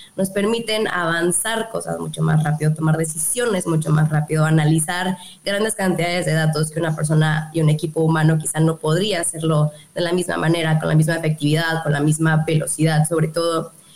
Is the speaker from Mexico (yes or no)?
yes; Yucatán, Mexico; aquí en Yucatán, aquí en, mi tierra